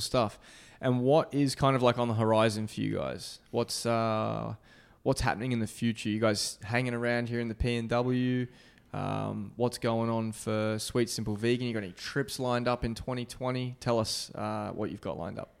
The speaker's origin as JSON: {"language": "English", "country": "Australia", "moved": "yes", "said": "my home country of Australia"}